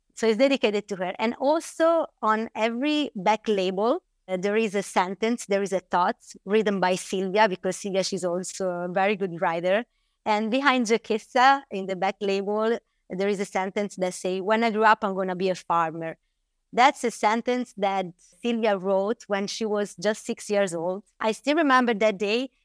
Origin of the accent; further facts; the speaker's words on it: Bolgheri, Tuscany, Italy; I grew up here in Bulgaria